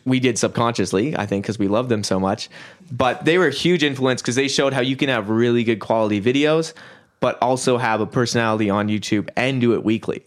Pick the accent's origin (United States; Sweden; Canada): Canada; Kelowna, British Columbia; I was born in Kelowna, and I guess yeah, we all went to the same elementary school, Watson Road